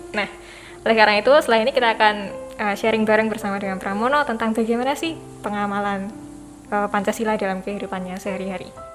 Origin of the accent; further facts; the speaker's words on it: Indonesia; kita lahir di Indonesia sebagai warga negara Indonesia